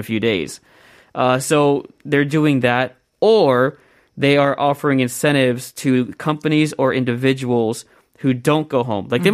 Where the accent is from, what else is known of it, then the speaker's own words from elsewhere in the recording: Columbus, Ohio, United States; I'm from Columbus